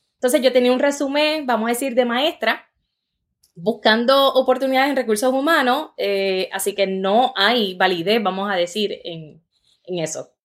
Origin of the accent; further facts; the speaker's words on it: Juncos, Puerto Rico; moved away as an adult; also born or lived in New York; Yo nací en Nueva York. Eh, mi papá es puertorriqueño, y mi mamá es de Ecuador. Entonces, como a los tres años deciden eh, que quieren llevarnos a Puerto Rico